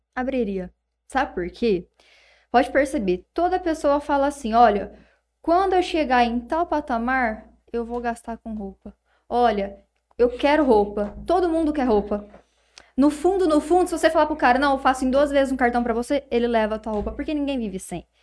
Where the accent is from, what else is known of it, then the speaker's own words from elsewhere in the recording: Palmeira d'Oeste, São Paulo, Brazil; A gente é lá de Palmeira do Oeste